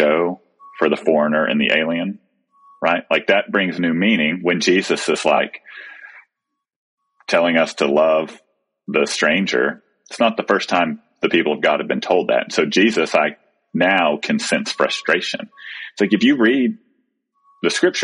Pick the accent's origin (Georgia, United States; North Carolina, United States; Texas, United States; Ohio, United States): Texas, United States; moved away; we moved to a new place that's my hometown, but my boys have never lived here